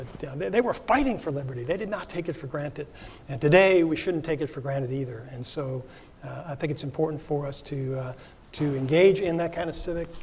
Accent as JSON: {"language": "English", "town": "Philadelphia", "region": "Pennsylvania", "country": "United States", "tie": "born or raised there", "said": "Philadelphia, my hometown"}